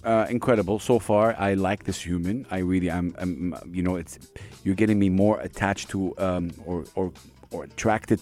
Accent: Saudi Arabia; now in United Arab Emirates; I'm from Saudi Arabia, and I, you know, from the Arab region

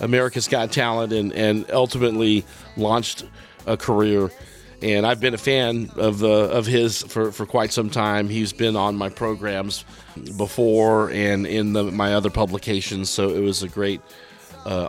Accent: Austin, Texas, United States; growing up in East Austin and in South Austin

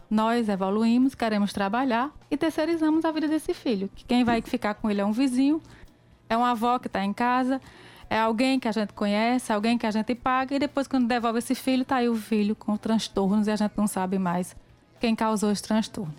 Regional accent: Pombal, Paraíba, Brazil; born or raised there

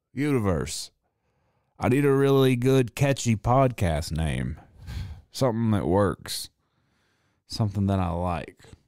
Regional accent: the South, United States; accent: Southern; I was raised in the South

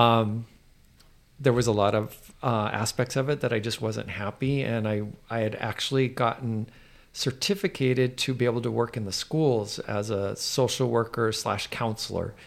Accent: United States; I'm American

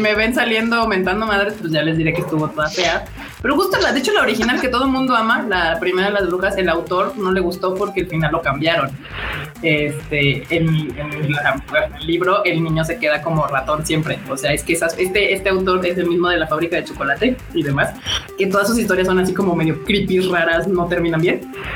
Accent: Mexico

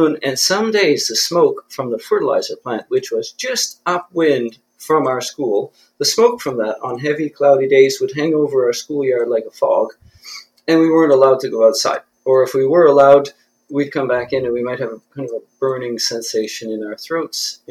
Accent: Belledune, New Brunswick, Canada; moved away as an adult; also born or lived in Fredericton area; now in Fredericton, Canada; I grew up on the North Shore in the village of Beldoon.

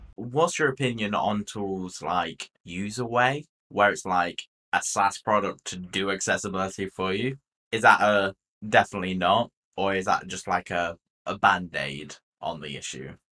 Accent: United Kingdom

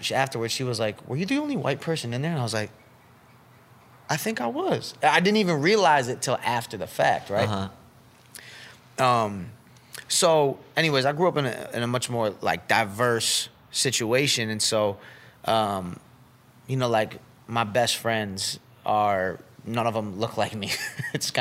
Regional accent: Syracuse, New York, United States; I grew up in Syracuse, and it's, like, a very diverse city

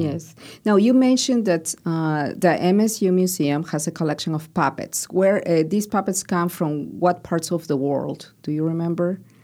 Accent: Peru; moved away; where I grew up in Peru

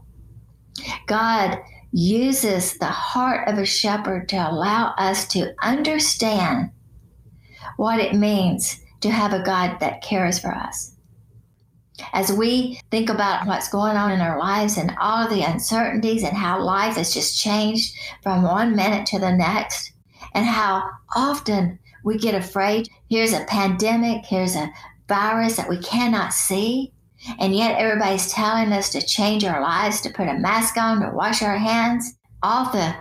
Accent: Chattanooga, Tennessee, United States; As a little girl growing up in Chattanooga

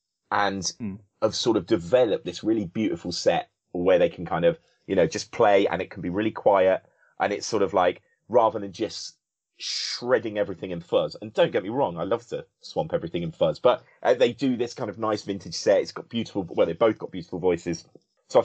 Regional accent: Coventry, West Midlands, United Kingdom; growing up in Coventry

